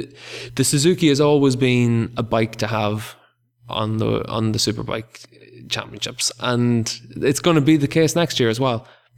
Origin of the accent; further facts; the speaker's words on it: Ireland; I'm from Ireland.